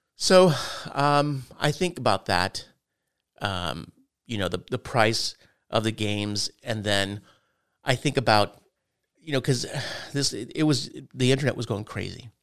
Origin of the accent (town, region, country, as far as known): United States